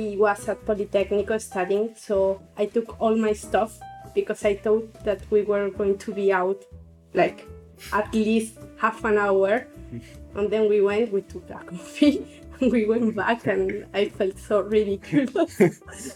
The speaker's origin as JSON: {"language": "English", "town": "Toluca", "region": "State of Mexico", "country": "Mexico", "moved": "as an adult", "lives_now": "Italy", "said": "I'm from Toluca, Mexico, and I've been living here in Italy since 2011."}